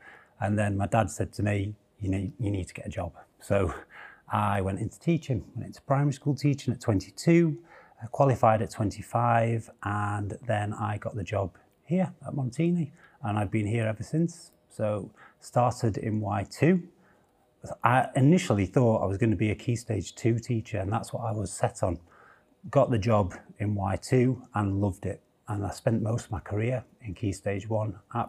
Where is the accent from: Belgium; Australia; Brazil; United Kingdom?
United Kingdom; Sheffield, Yorkshire and the Humber; Born in Sheffield. I was born in Stannington, Sheffield. Grew up around Stannington and Rivlin.